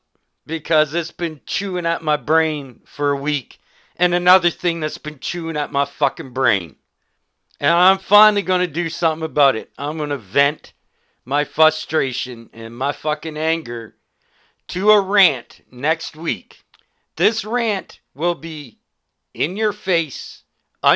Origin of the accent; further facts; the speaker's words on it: Canada; as a Canadian